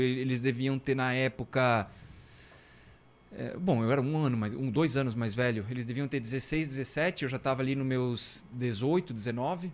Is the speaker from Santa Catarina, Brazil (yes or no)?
yes; Guaramirim, Santa Catarina, Brazil; Eu sou natural de Guaramirim